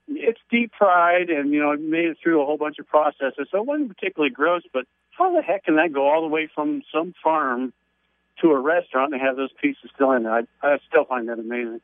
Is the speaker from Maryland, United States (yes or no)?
yes; Baltimore, Maryland, United States; moved away; I, I, uh, lived in Baltimore. That's my hometown.